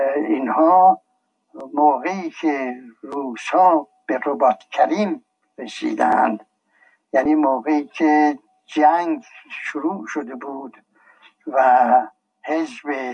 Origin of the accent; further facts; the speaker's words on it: Tehran, Tehran Province, Iran; also born or lived in Shiraz; در تهران 1283 در تهران محله چال میدون بازار آهنگرها خونم خونم بود من در یک خانواده متوسط به دنیا آمدم